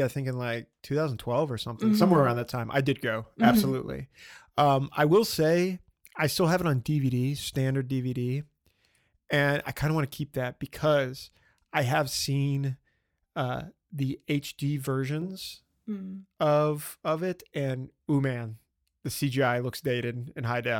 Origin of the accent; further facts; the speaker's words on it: the Bible Belt, United States; I grew up in the Bible Belt and I love that stuff.